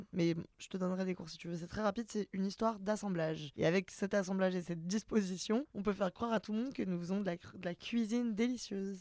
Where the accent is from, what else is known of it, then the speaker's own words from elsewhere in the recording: Lyon, Auvergne-Rhône-Alpes, France; moved away as an adult; now in Paris, France; je suis lyonnaise